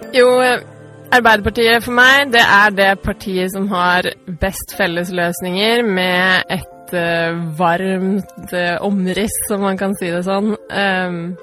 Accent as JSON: {"language": "Norwegian", "town": "Stavanger", "region": "Rogaland", "country": "Norway", "tie": "born or raised there", "also_born_or_lived": "Trondheim, Norway", "said": "Jeg har bodd i Stavanger hele livet, vokste opp på Hillevåg, og så flyttet til Gausel som tolvåring"}